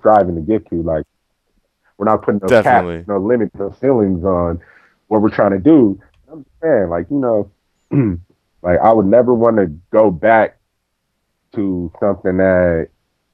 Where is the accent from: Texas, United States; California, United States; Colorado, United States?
California, United States; Compton; I'm from Compton. Coming from Compton